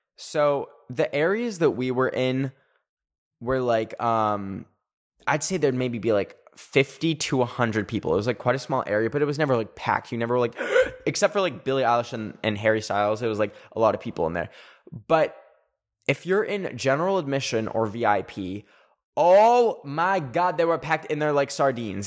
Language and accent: English; Canada; I'm Canadian.